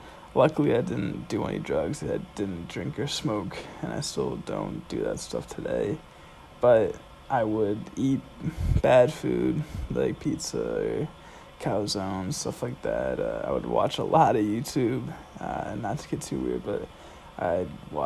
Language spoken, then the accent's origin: English; Andover, Massachusetts, United States; also born or lived in Providence, Rhode Island; I'm from Andover, Massachusetts, which is 20 minutes north of Boston